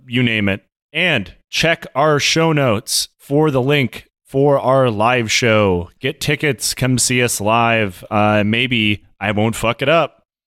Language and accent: English; United States; we're American